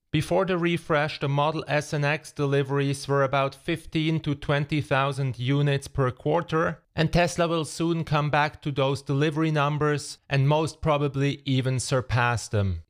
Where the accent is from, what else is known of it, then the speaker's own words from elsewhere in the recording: Switzerland; my home country, Switzerland.